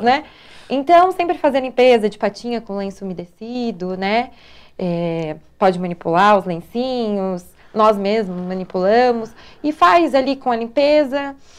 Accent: São José dos Campos, São Paulo, Brazil; eu sou de São José mesmo, nascida, criada, vivida, tudo aqui em São ah. José. Sou joseense.

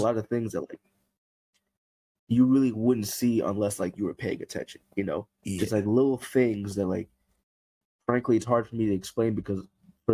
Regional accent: Hartford, Connecticut, United States; I come from Hartford

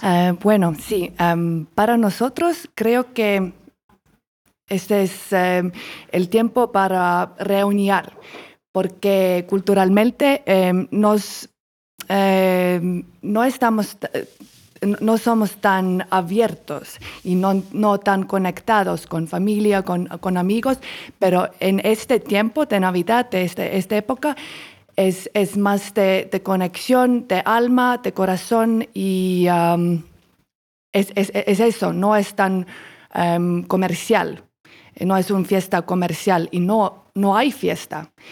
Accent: Estonia; Spanish is a second language; moved away as an adult; now in Colombia; soy de Estonia, un país en norte de Europa

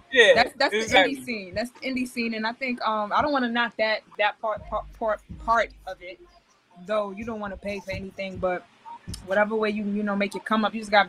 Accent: Queens, New York, United States; born and raised in New York City, um, Queens, New York.

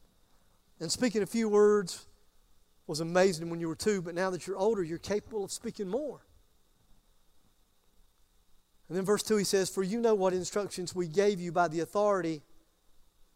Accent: Greer, South Carolina, United States; I am from Greer.

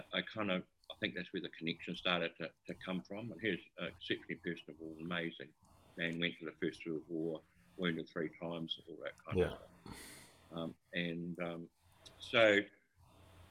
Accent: Auckland, New Zealand; I was born and raised in Auckland in the 60s

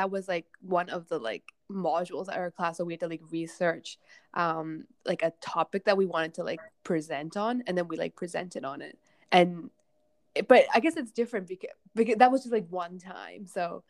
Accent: outside of Vancouver, British Columbia, Canada; English is a second language; moved away as an adult; now in Hong Kong; we immigrated when I was 8, and to out into this really tiny town outside of Vancouver. There were like no other Asian kids at my school. There was like one, and then me, and then so I grew up in Canada.

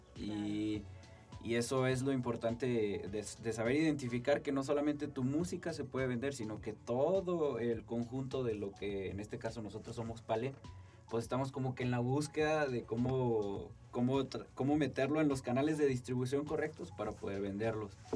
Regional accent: Rincón de Romos, Aguascalientes, Mexico; del merito Rincón de Romos, Aguascalientes

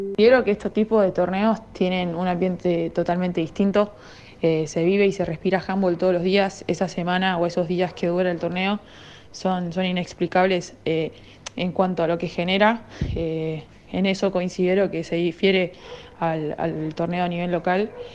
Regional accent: Mendoza, Argentina; moved away; also born or lived in Maipú, Mendoza; yo soy de Mendoza, eh, jugaba en Maipú y pude tener a toda mi familia ahí en la tribuna

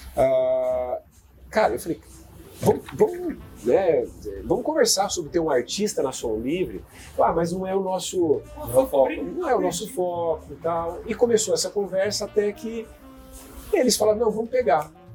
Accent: Terra Boa, Paraná, Brazil; eu nasci em Terra Boa, com, com, com avô, com avó no sítio, com pai, com mãe

